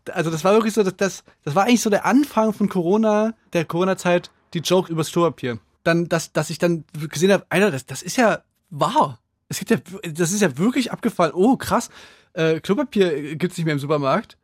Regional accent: Saxony, Germany; bei uns in Sachsen

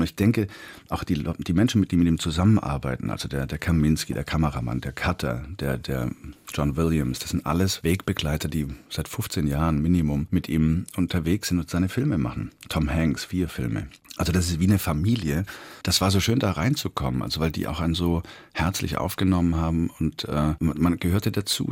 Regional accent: Swabia, Germany; ich komme ja aus dem Schwäbischen

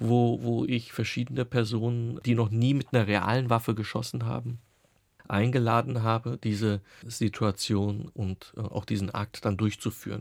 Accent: Offenbach am Main, Hesse, Germany; now in Berlin, Germany; So sind wir oder bin ich dann auch nach meinen beiden Schwestern in Offenbach geboren und auch groß geworden

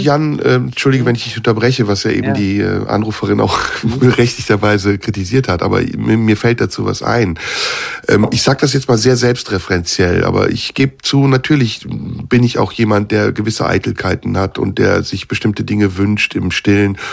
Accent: Turkey; now in Germany; ich bin Türke, natürlich. Ich komme aus der Türkei, lebe in Deutschland, habe einen deutschen Pass, aber ich bin türkischer Herkunft

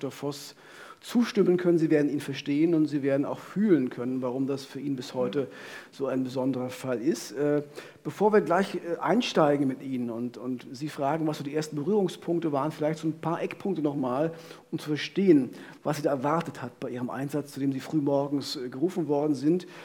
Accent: Frankfurt, Brandenburg, Germany; On Tour in wir Frankfurt oder meiner Heimatstadt

